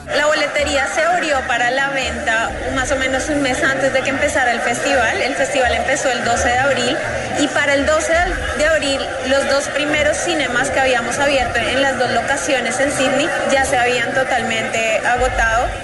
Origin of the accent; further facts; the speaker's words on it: Colombia; now in Australia; Como colombiana